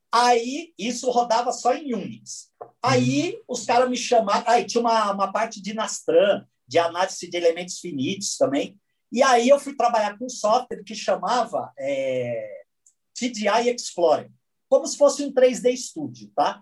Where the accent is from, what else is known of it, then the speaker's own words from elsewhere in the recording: São Bernardo do Campo, São Paulo, Brazil; Eu sou de São Bernardo